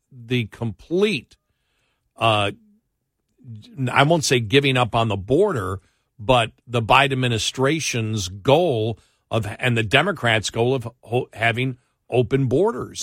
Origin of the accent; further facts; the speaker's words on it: Buffalo, New York, United States; moved away; I'm from Buffalo